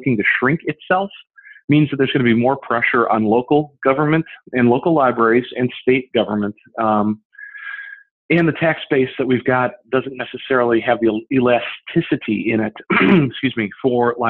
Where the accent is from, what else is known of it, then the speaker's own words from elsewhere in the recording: Berwyn, Illinois, United States; Berwyn, my hometown